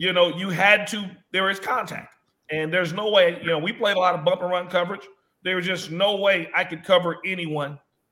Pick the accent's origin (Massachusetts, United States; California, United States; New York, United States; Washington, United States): California, United States; Los Angeles; I'm from Los Angeles